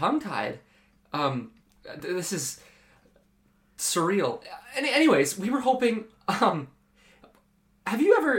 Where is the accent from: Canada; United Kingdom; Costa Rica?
Canada; We're from out of country. We're from Canada.